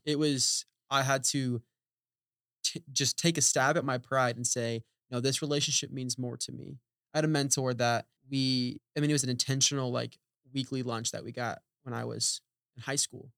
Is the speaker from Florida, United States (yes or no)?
no; Oklahoma, United States; moved away as an adult; a college in Oklahoma Wesleyan in my hometown